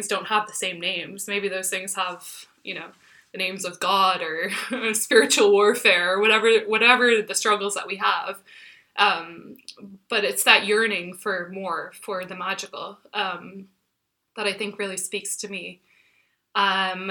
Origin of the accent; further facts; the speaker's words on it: Texas, United States; moved away as an adult; now in Dublin, Ireland; the street where I grew up in Texas